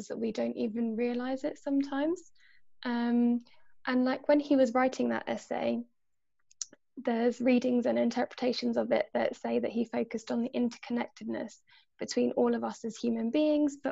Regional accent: Ireland; also born or lived in Poland; now in Oxford, United Kingdom; I feel like I'm part of the Polish society because I'm half Polish, or the Irish society because I'm Irish

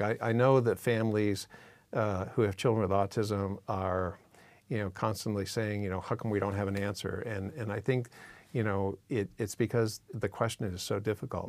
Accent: Massachusetts, United States; now in California, United States; I was born in Massachusetts

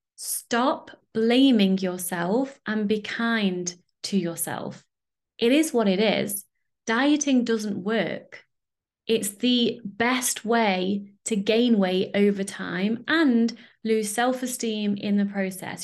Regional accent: United Kingdom; I'm British

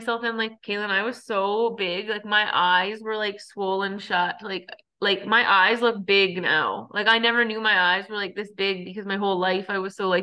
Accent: Cold Lake, Alberta, Canada; moved away; my hometown, like Cold Lake

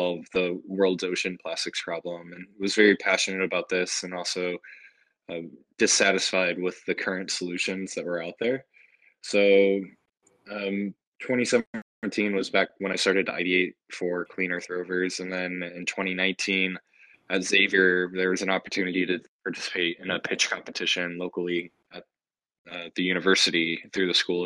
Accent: St. Louis, Missouri, United States; moved away as an adult; also born or lived in Cincinnati; I grew up in St. Louis and was born and raised in the Midwest

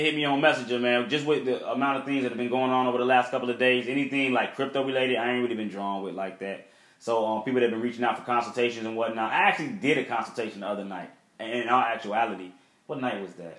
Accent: Chicago, Illinois, United States; growing up in Chicago

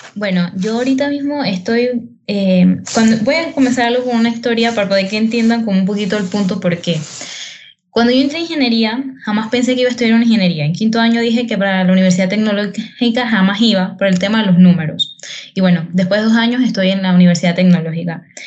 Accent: Herrera, Panama; específicamente en Herrera, yo soy de Herrera

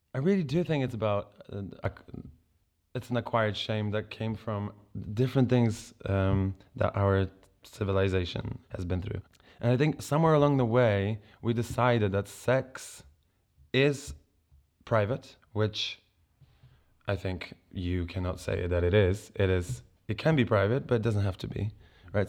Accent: Poland; moved away as an adult; now in England; I grew up in Poland

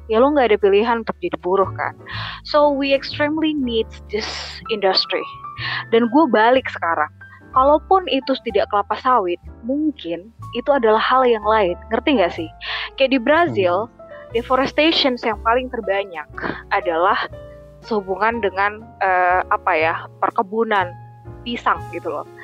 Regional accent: North Sumatra, Indonesia; kakekku uh, opungku kalau Batak tuh bilangnya opung kebetulan saya Batak

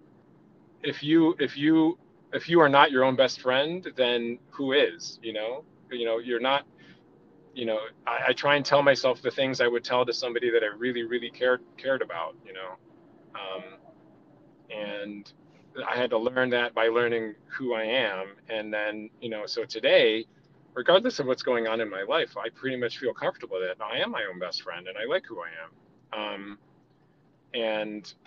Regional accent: Rochester, New York, United States; first language American Sign Language; I grew up in Rochester, New York

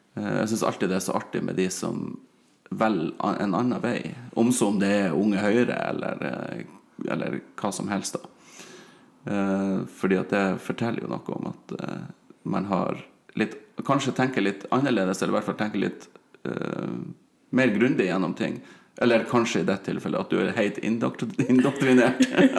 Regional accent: Sørreisa, Troms, Norway; vi hadde ungdomsklubb i Sørreisa, der jeg vokste opp

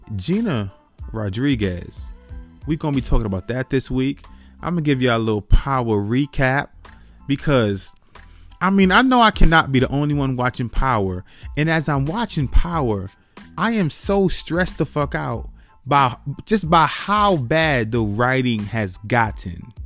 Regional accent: New York City, New York, United States; I was born and raised in the Bronx, New York.

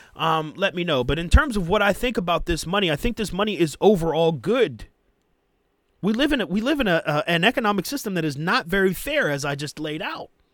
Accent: United States; us as American workers

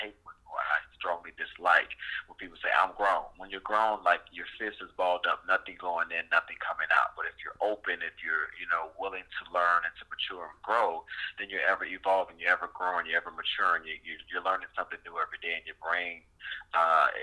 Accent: Marrero, Louisiana, United States; moved away as an adult; also born or lived in Germany; now in Georgia, United States; I'm born and raised, I'm from Marrero, Louisiana

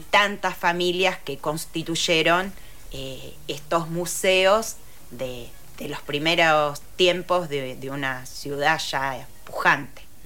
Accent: Rosario, Santa Fe, Argentina; soy rosarina

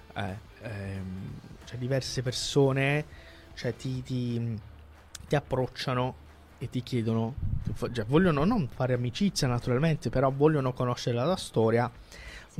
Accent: Calabria, Italy; della Calabria, da dove vengo io

